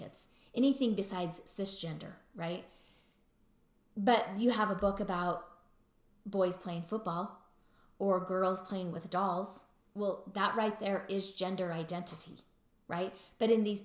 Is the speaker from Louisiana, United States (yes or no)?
yes; Louisiana, United States; accent: Louisiana; that's my Louisiana accent